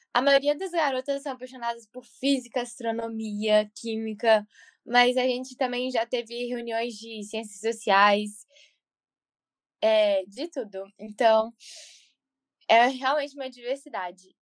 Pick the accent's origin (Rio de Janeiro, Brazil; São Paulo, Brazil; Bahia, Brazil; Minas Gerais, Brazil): Minas Gerais, Brazil; Belo Horizonte; now in Milton, United States; eu falo de Milton, Massachusetts, e, mas eu sou original de Belo Horizonte, Minas Gerais.